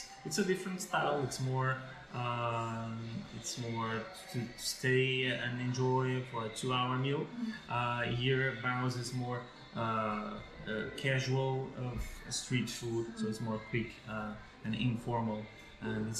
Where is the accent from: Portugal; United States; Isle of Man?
Portugal; Vila Nova de Gaia, Norte; also born or lived in Germany; now in Porto, Portugal; I'm from Gaia